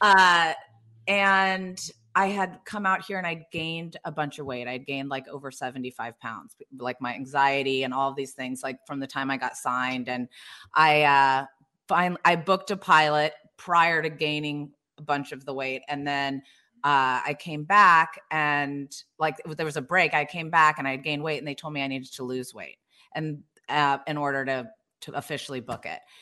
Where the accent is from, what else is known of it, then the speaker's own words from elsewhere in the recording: Hilton Head Island, South Carolina, United States; also born or lived in Indiana; I grew up in Hilton Head, that's only 12 miles long